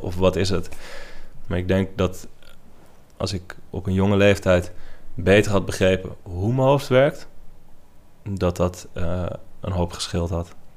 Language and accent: Dutch; Netherlands; ik kom uit Nederland